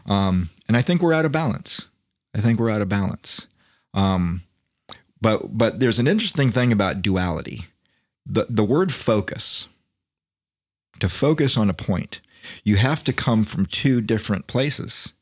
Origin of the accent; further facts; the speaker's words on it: Florida, United States; I'm from Florida